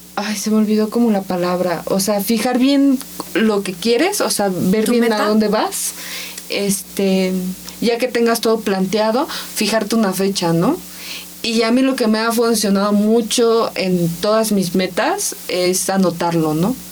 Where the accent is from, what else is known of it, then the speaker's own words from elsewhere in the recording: Ensenada, Baja California, Mexico; moved away; yo soy de Ensenada, más California, ¿no? Y este, allá vivía y trabajé en una imprenta.